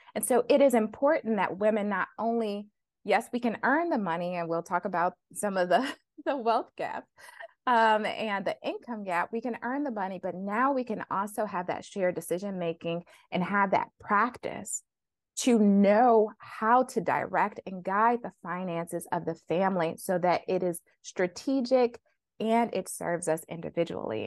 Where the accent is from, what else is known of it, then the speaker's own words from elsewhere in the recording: Flint, Michigan, United States; growing up in Flint, Michigan